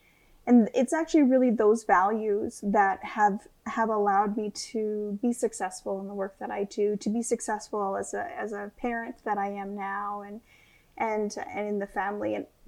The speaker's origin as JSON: {"language": "English", "region": "Northwest Territories", "country": "Canada", "tie": "born or raised there", "also_born_or_lived": "Vancouver", "moved": "yes", "lives_now": "Banff, Canada", "said": "I was raised in the Northwest Territories. I was raised by my grandparents on the land in the bush."}